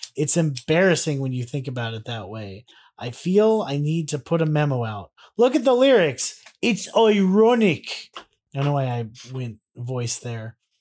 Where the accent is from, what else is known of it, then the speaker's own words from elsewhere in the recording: United States; being Americans